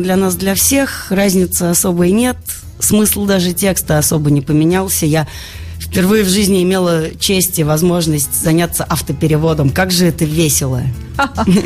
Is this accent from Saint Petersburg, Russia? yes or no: yes; Saint Petersburg, Russia; moved away as an adult; now in Moscow, Russia; родной Петербург